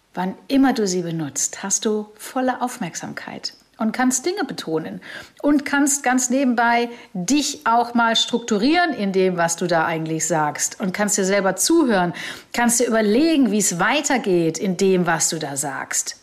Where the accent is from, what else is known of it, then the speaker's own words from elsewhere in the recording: Germany; hier in Deutschland